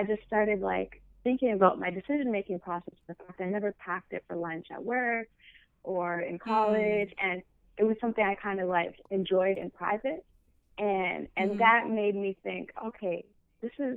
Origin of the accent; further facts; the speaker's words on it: Windsor, Ontario, Canada; moved away as an adult; also born or lived in Michigan / Toronto; I'm from Canada. I'm Ethiopian, but I was born in Canada and raised there. But I was born in a city, funny enough, that is right on the border to the state, right next to Detroit.